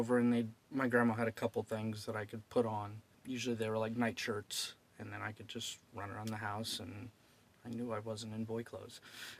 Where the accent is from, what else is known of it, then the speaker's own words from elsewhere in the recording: Alton, Illinois, United States; From Illinois.